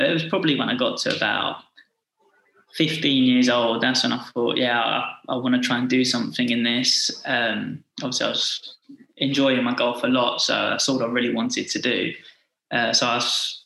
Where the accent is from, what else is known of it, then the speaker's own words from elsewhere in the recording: Essex, East of England, United Kingdom; moved away as an adult; also born or lived in North Carolina / Florida; I'm from Essex